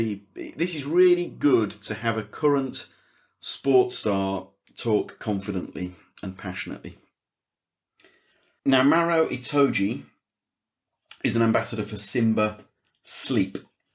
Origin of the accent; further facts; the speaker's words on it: England, United Kingdom; I'm from England